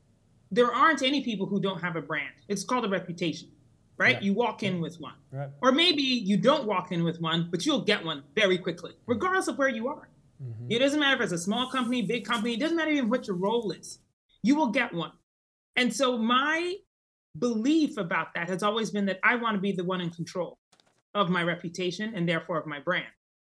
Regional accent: Colorado Springs, Colorado, United States; actually, over my childhood, but finally settled in Colorado Springs, Colorado, when I was 12. So although I am technically an American citizen, I do feel very bicultural, meaning that in my house that I grew up in, we were very Ghanaian

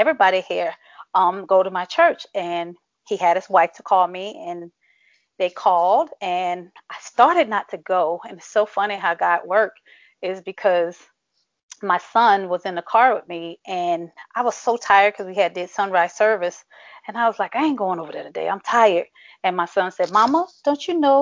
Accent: Shreveport, Louisiana, United States; I'm originally from Shreveport, Louisiana

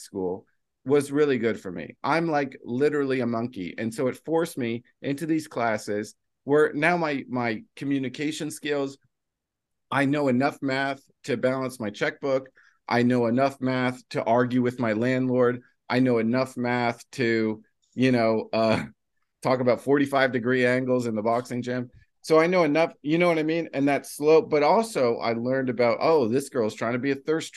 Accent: New Jersey, United States; I'm from New Jersey

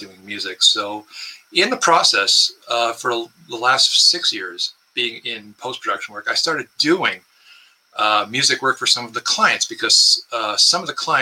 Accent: Windsor, Ontario, Canada; I was born in Windsor, Ontario, which is just across the river from Detroit

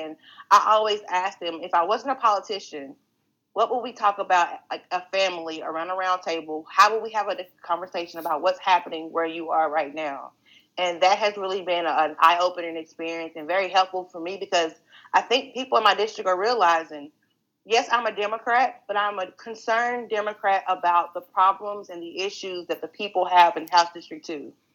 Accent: Greenville, Texas, United States; I'm a native of Greenville, Texas. So growing up in Greenville

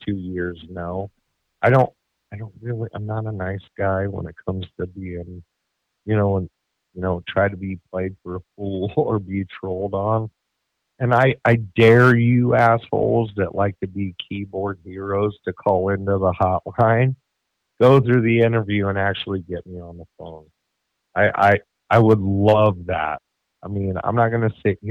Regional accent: Denver, Colorado, United States; I was born in Colorado in the year of 1982 in September.

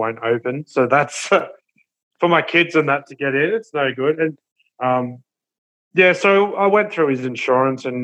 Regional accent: Brisbane, Queensland, Australia; growing up in Brizzy

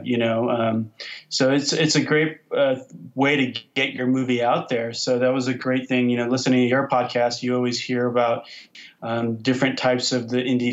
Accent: Orange County, California, United States; moved away; I grew up in Orange County, about 10 minutes from there

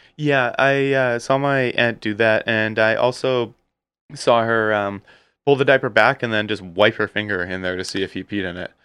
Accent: Surrey, British Columbia, Canada; born or raised there

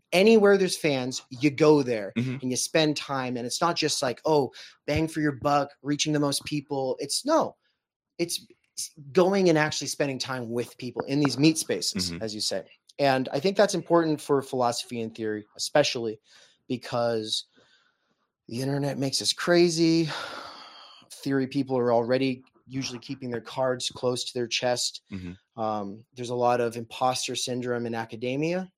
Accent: Spokane, Washington, United States; moved away; I come from the Spokane music scene

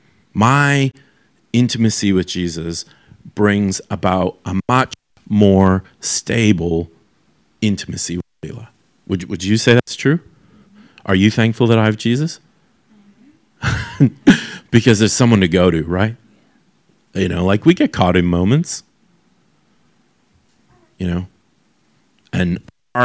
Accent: Canada; as a young person who was growing up in Canada

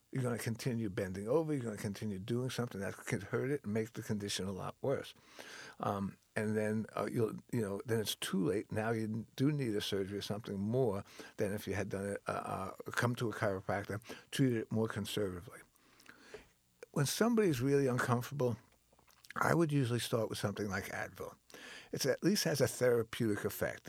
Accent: Long Island, New York, United States; moved away as an adult; also born or lived in Tennessee / California; I grew up on Long Island, New York

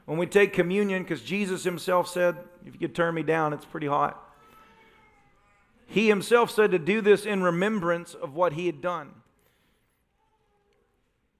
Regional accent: Tennessee, United States; moved away; I'm from Tennessee

